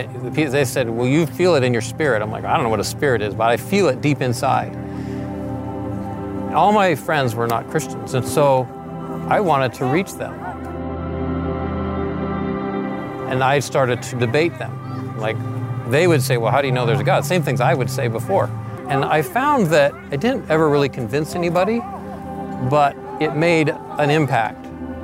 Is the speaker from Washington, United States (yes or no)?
yes; Seattle, Washington, United States; born there; So I was born in Seattle, Washington, and I started skateboarding when I was 12.